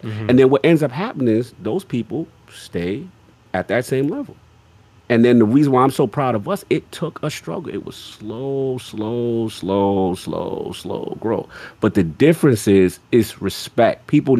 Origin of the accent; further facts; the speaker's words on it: the South, United States; Because, look, again, I ain't had the easiest background. You know what I'm saying? I'm from the South